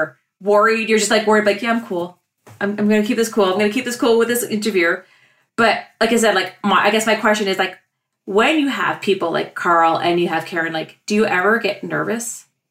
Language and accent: English; Ontario, Canada; we're strictly Canadian